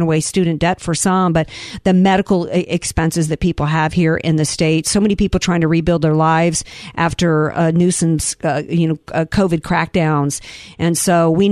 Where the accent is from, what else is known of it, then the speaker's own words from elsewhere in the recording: New Orleans, Louisiana, United States; now in San Diego, United States; I'm from New Orleans